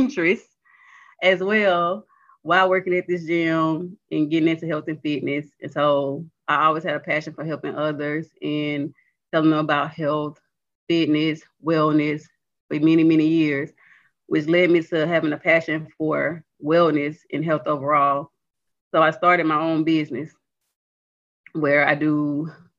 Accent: near Mobile, Alabama, United States; moved away as an adult; now in Montgomery, United States; I'm really from Lochley, Alabama, outside of Mobile.

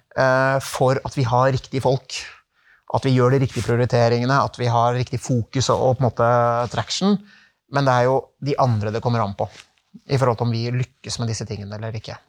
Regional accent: Norway; moved away as an adult; also born or lived in Czech Republic; det var en tøff overgang for familien å komme hjem til Norge

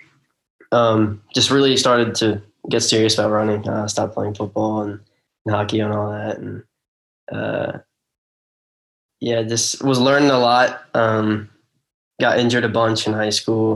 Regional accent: Marlton, New Jersey, United States; moved away as an adult; I'm from Marlton, New Jersey

